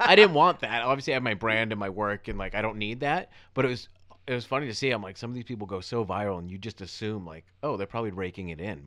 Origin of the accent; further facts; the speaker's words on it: Weymouth, Massachusetts, United States; in my hometown, I'm from a town called Weymouth, Massachusetts